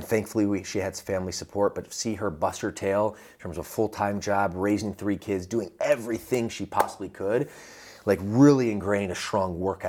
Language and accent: English; Atlanta, Georgia, United States; accent: Southern; also born or lived in Midwest; So originally, I like to say I'm from the Midwest, and that has impacted my fitness journey. But really, the first 10 years of my life, I was grew up in the South. And when I say the South, the suburb of Atlanta, Georgia